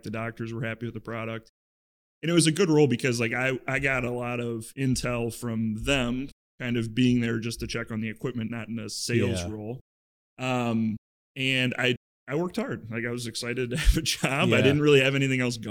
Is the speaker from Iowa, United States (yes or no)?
yes; Iowa, United States; moved away as an adult; now in Chicago, United States; I grew up in Iowa